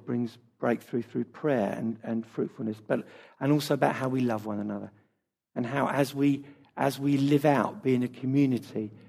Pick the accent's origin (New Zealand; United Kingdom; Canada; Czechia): United Kingdom; our culture as British people